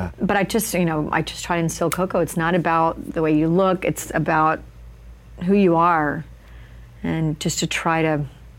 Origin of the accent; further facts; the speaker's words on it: Alabama, United States; accent: Southern; I was going to speech classes to get rid of my Southern accent because I'm from Alabama.